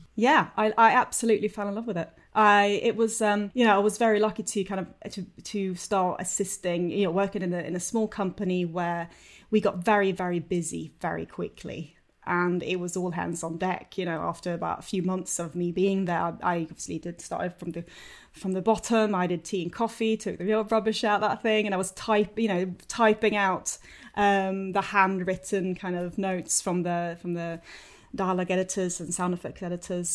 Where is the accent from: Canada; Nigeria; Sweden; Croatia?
Sweden; moved away as an adult; also born or lived in London; I'm from Sweden originally. I came over in two thousand and one to study